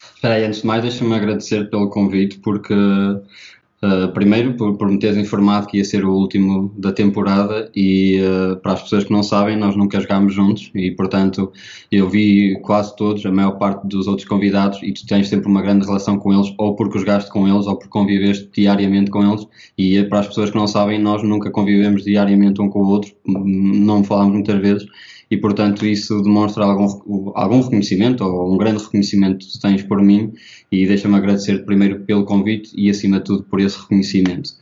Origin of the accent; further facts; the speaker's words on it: Portugal; eu sou da Oliveira das Mães, é uma, equipe, uma, uma cidade bastante pequena e, portanto, não eh, toda a gente conhece toda a gente. E eh, eu tinha alguns amigos de infância na primária